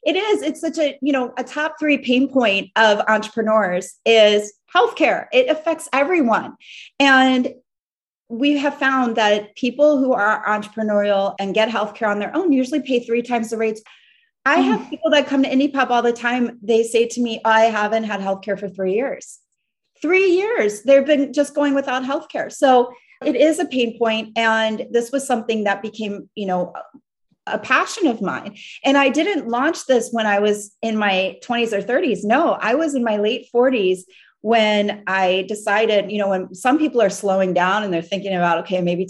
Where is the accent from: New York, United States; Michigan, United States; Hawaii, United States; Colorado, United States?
New York, United States; moved away; we're from New York, so we're used to taking cabs all the time